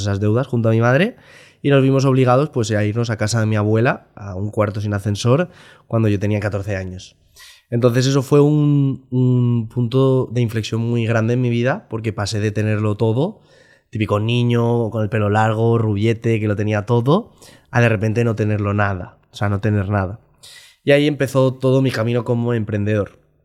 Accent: Valencia, Valencian Community, Spain; soy un, chico de Valencia

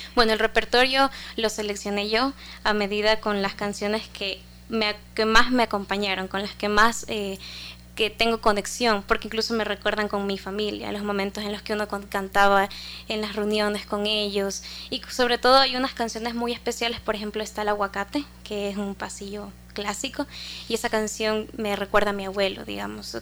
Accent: Guayaquil, Guayas, Ecuador; soy cantora de Guayaquil

